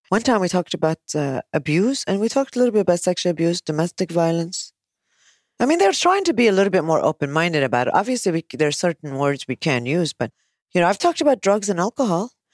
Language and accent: English; United States; now in Kuwait; I'm American